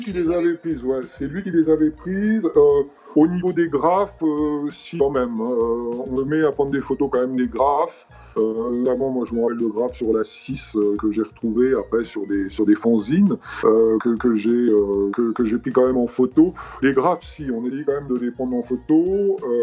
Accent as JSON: {"language": "French", "town": "Paris", "region": "Île-de-France", "country": "France", "also_born_or_lived": "United States", "said": "je viens de Paris."}